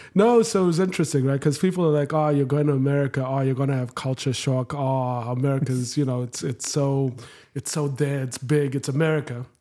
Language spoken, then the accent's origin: English; Harare, Zimbabwe; moved away as an adult; also born or lived in Jackson; now in United States; so I'm from Zimbabwe, uh, born and bred, grew up in Harare